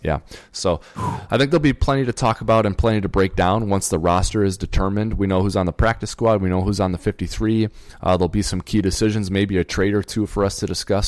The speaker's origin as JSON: {"language": "English", "region": "Minnesota", "country": "United States", "said": "we're from Minnesota"}